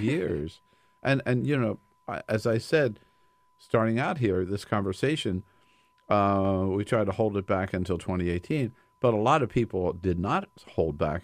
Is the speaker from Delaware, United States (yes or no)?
yes; Delaware, United States; I'm from Delaware